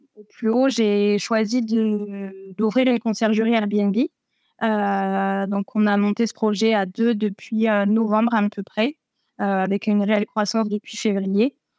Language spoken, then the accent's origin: French; Berry, Centre-Val de Loire, France; moved away as an adult; now in Tarbes, France; je suis originaire du Berry